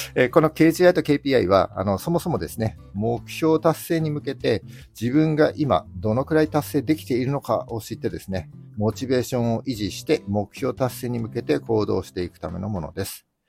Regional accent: Miyagi, Japan; 地元宮城も結構盛り上がっておりまして

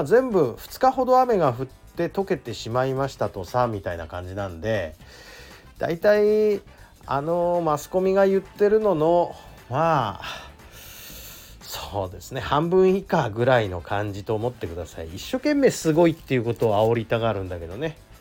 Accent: Toyama, Japan; now in Tokyo, Japan; うちの田舎の富山県

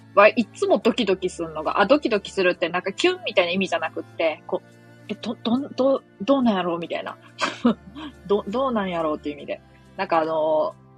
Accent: Mie, Japan; ていうか三重県民ですよねって言われてめっちゃ怖かった

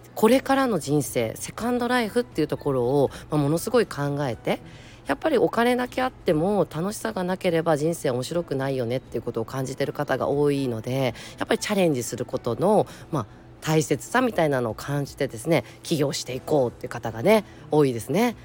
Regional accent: Tokyo, Japan; 東京生まれえ東京育ち

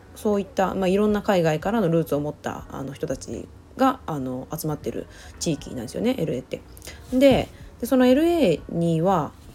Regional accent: Japan; born or raised there; moved away as an adult; also born or lived in Los Angeles, United States

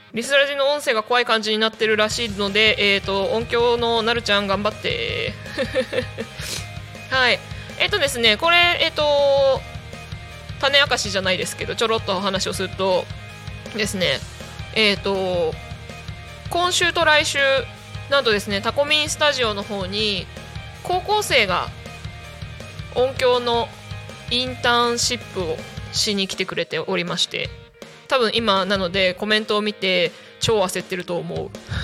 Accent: Chiba, Japan; 千葉生まれ千葉育ちなので

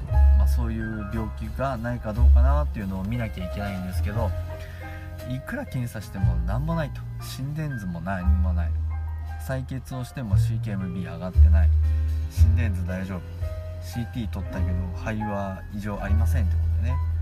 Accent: Gunma, Japan; moved away as an adult; 群馬に、あー、地元に帰ってきて

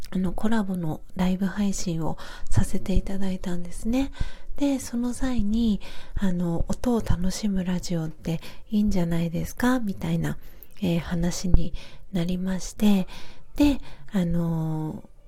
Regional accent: Tokyo, Japan; now in Hiyoshi, Japan; 出身は東京で、あの、下町の、えっ、ー、と、荒川区というか、まあ、北区が生まれなんですけど

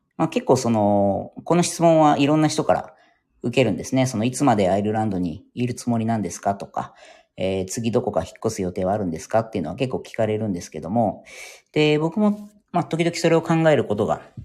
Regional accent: Yokohama, Kanagawa, Japan; moved away as an adult; now in Ireland; まあもちろん日本で生まれ育っているので、で、地元が横浜なんですね

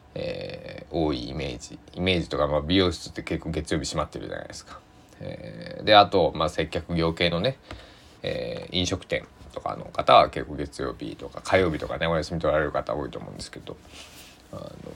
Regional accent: Susaki, Kochi, Japan; now in Takamatsu, Japan; 僕の地元須崎市

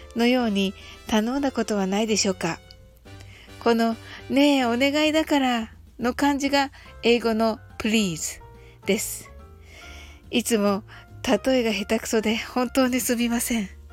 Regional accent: Japan; 私たち日本人

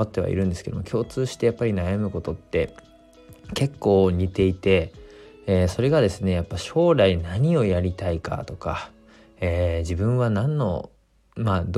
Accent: Fukushima, Japan; 自分がやりたいことはこの地元の福島というところの活性化だし、えー、この福島という地域で働くことが自分のやりたいことだと思って

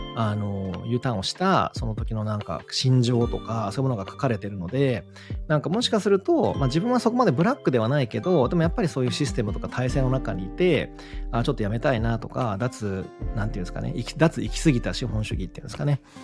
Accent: Kagawa, Japan; 僕とすごい出身地が、てかまあ彼も香川出身

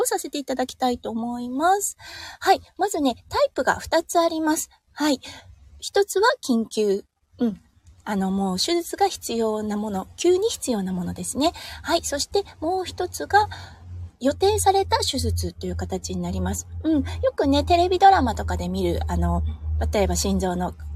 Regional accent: Iwate, Japan; moved away as an adult; now in Australia; 岩手県出身なので

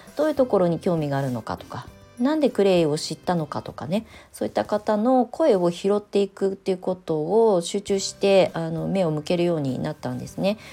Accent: Kasama, Ibaraki, Japan; moved away as an adult; also born or lived in Tokyo; 茨城県笠間市に U ターンしてきて

